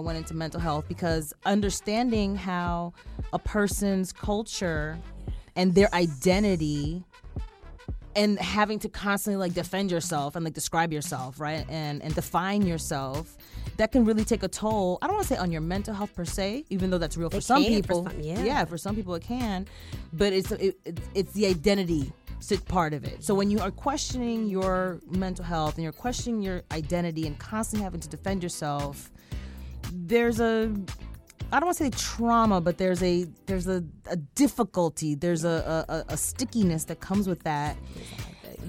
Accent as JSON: {"language": "English", "town": "New York City", "region": "New York", "country": "United States", "tie": "born or raised there", "first_language": "Spanish", "second_language": "English", "said": "I grew up in New York. I'm from Queens"}